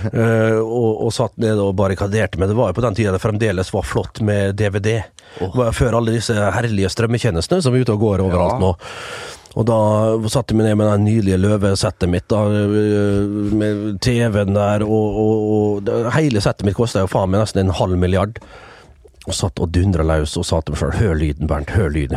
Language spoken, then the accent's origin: Norwegian; Vestnes, Møre og Romsdal, Norway; moved away; som det heter hjemme på Vestnes